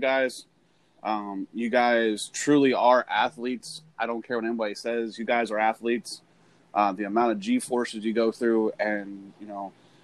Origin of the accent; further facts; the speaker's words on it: Pennsylvania, United States; I'm from Pennsylvania